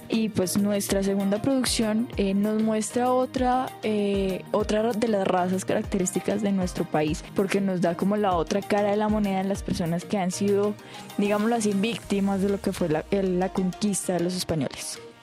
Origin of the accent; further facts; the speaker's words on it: Bogotá, Colombia; yo que soy de Bogotá